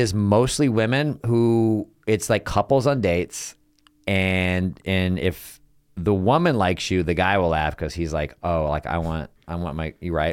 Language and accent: English; Texas, United States; now in Los Angeles, United States; I'm also from Texas